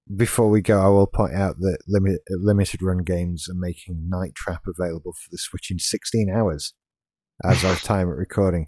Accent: Yorkshire and the Humber, United Kingdom; now in West Yorkshire, United Kingdom; I'm from South Yorkshire

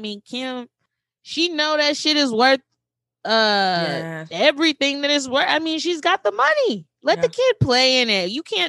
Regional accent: the South, United States; our perspective coming from the South in particular

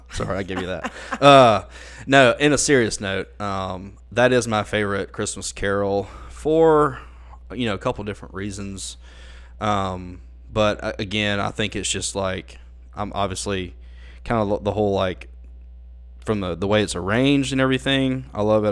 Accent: Ackerman, Mississippi, United States; moved away as an adult; now in Jackson, United States; I was born and raised in Akron, Mississippi

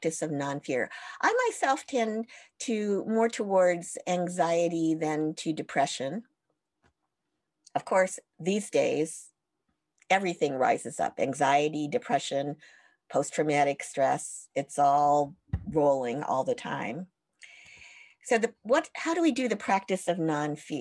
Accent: United States; being Japanese American

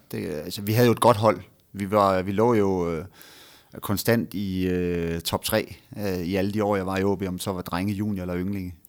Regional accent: Frederikshavn, North Denmark Region, Denmark; moved away as an adult; also born or lived in Aalborg / Copenhagen; jeg er jo nordjyd. Jeg er født i, øh, jeg er født i Frederikshavn og har boet øh, 20 år

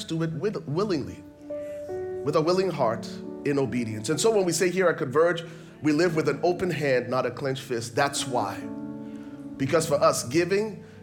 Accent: Liberia; I grew up in Liberia, West Africa

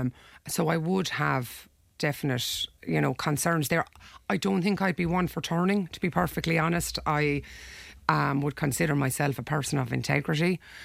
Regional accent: Ireland; we're Irish people. We live in Ireland. You know, we grew up here

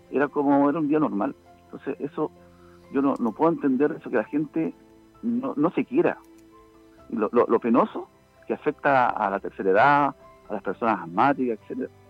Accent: Chile; lo segundo que me molesta tanto es la irresponsabilidad que somos los chilenos

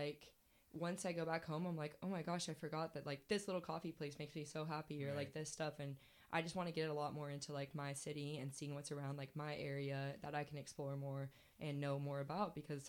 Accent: California, United States; So there's a lot of wineries near my hometown in NorCal that I want to go to.

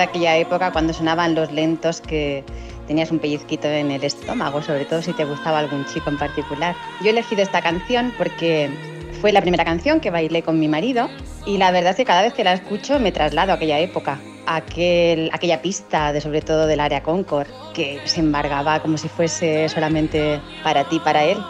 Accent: Sabadell, Catalonia, Spain; soy de Sabadell

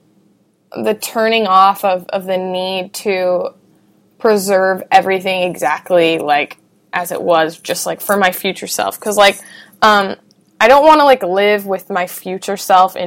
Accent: United States; I grew up in America

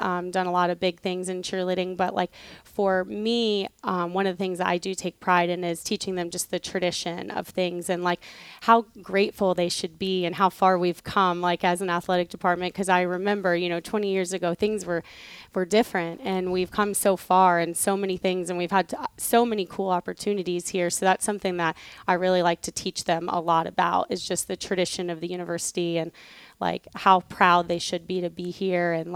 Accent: Gainesville, Florida, United States; moved away as an adult; now in Tampa, United States; I'm originally from Gainesville

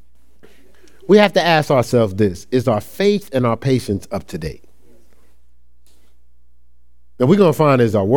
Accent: Newark, New Jersey, United States; moved away as an adult; now in Ohio, United States; I'm from Newark, New Jersey.

